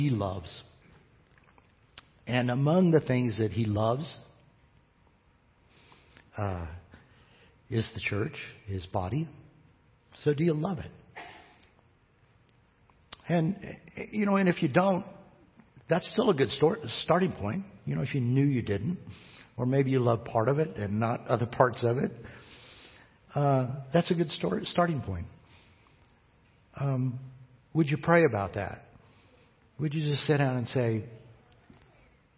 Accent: United States; I'm an American

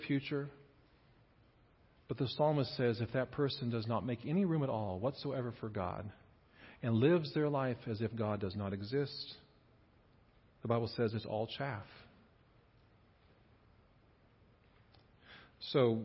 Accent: Kansas, United States; I grew up here in Kansas

